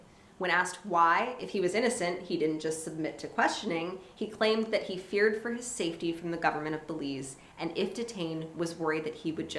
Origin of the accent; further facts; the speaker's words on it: Miami, Florida, United States; born there; It's like I was born in Miami, so obviously I'm Spanish.